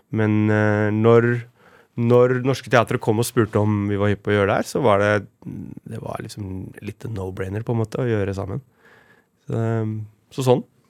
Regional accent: Oslo, Norway; jeg vokste opp på Romsås.

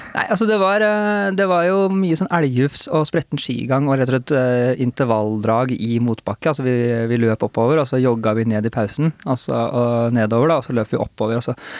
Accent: Hurdal, Akershus, Norway; lange grusveier, som, som det finnes mange av i Hurdal, der vi er fra

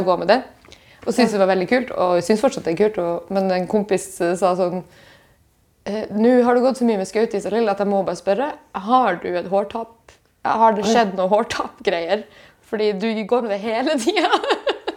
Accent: Bjørnevatn, Finnmark, Norway; moved away; jeg er hjemme i Finnmark

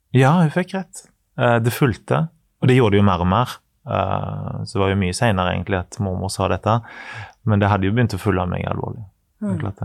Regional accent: Western Norway, Norway; Jeg er fra Vestlandet.

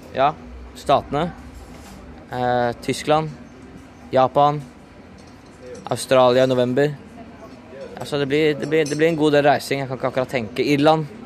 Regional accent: Norway; now in England; Jeg vokste opp i Norge.

